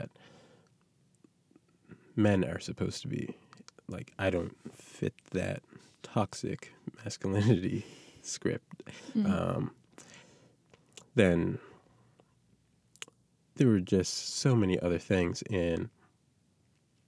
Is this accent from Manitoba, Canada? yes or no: no; North Preston, Nova Scotia, Canada; I'm from North Preston.